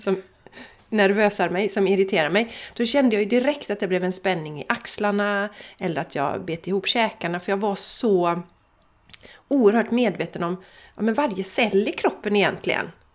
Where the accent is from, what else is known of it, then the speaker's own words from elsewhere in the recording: Borås / Landvetter, Västra Götaland, Sweden; vi kommer från Borås, vi kommer från Landvetter